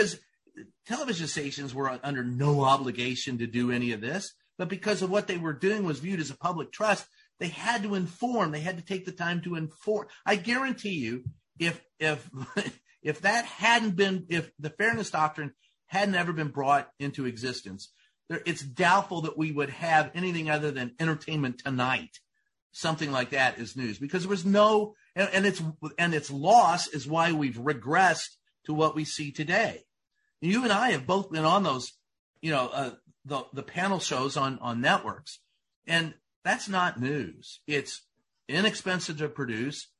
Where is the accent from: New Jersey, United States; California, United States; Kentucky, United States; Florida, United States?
Kentucky, United States; Louisville; my hometown of Louisville, Kentucky